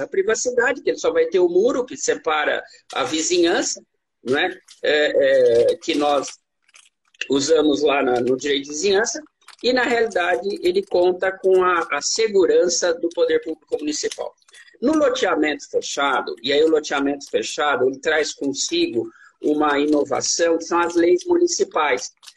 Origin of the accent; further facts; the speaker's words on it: Bragança Paulista, São Paulo, Brazil; minha terra, Bragança Paulista.